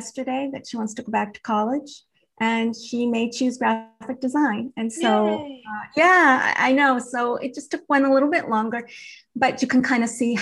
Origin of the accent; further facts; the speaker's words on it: New England, United States; growing up in New England